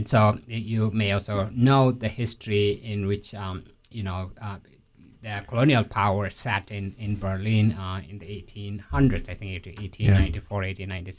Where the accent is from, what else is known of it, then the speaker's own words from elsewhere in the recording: South Sudan; the border between Ethiopia and South Sudan, which is where I am from originally